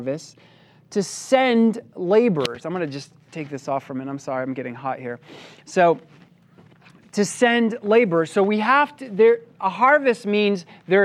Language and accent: English; Maine, United States; having been born and raised in Maine, I grew up working on a farm